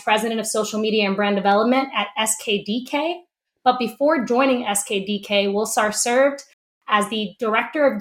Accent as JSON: {"language": "English", "town": "Camden", "region": "New Jersey", "country": "United States", "tie": "born or raised there", "said": "my hometown of Camden, New Jersey"}